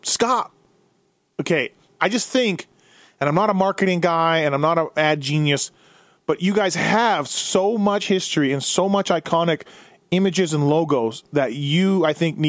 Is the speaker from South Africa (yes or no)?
no; Canada; now in Las Vegas, United States; I'm from Canada.